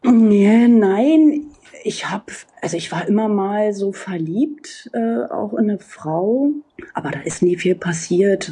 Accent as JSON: {"language": "German", "area": "GDR, on the outskirts of Berlin", "region": "Brandenburg", "country": "Germany", "tie": "born or raised there", "said": "ich bin in der DDR aufgewachsen"}